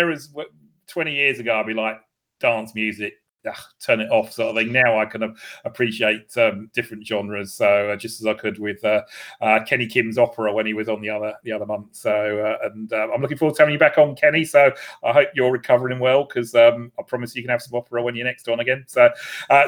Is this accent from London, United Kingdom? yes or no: no; Essex, East of England, United Kingdom; I was brought up in Essex